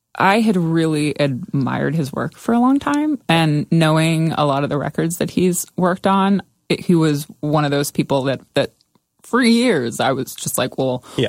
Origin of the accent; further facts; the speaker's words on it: Somerset County, New Jersey, United States; growing up in Somerset County